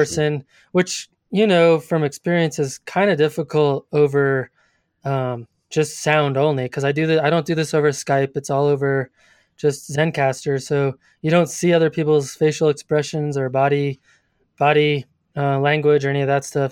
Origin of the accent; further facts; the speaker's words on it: Colorado Springs, Colorado, United States; also born or lived in Boulder, Colorado; I grew up in Colorado Springs, Colorado